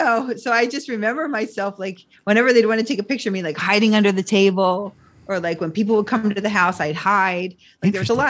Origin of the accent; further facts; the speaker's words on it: Philadelphia, Pennsylvania, United States; I'm originally from Philadelphia. So I am a Philly girl.